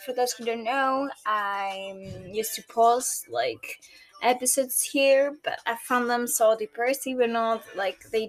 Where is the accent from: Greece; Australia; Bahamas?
Greece; I'm a Greek girl, almost 23, turning 23 in August. This August, on 2025. I'm from Greece.